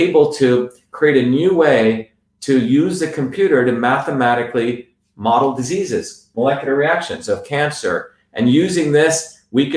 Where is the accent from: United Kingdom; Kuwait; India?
India; now in United States; I grew up in India